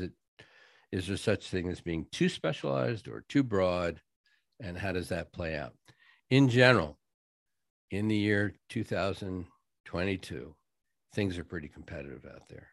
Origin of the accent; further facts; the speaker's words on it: New England, United States; moved away; I'm from New England originally